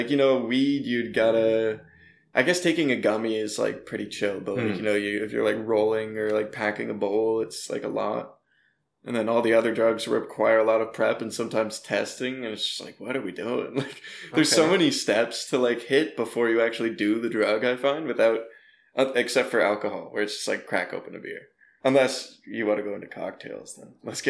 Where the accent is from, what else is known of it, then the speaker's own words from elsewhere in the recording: Brampton, Ontario, Canada; moved away as an adult; also born or lived in Toronto; now in Vancouver, Canada; I'm like near Brampton.